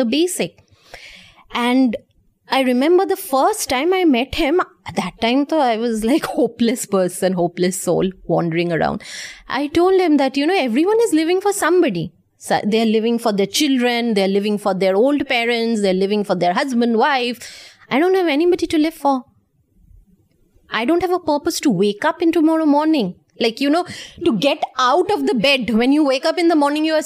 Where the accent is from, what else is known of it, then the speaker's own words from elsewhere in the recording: India; I'm from India